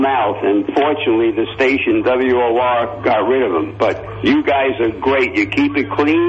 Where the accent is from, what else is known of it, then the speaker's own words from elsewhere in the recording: Lakewood, New Jersey, United States; also born or lived in Naples, Florida; I'm from New Jersey, but we're snowbirds staying here in Naples for 3 months.